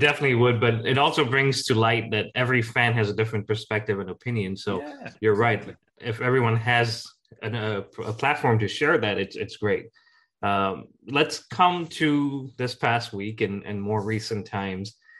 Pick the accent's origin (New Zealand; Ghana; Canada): Ghana; Jackie and I grew up in Ghana